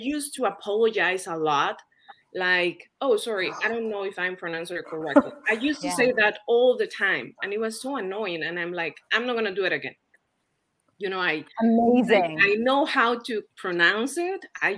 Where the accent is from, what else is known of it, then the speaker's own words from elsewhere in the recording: Mexico; English is a second language; now in United States; I am from Mexico, but I live in the States. I have been living here for 8+ years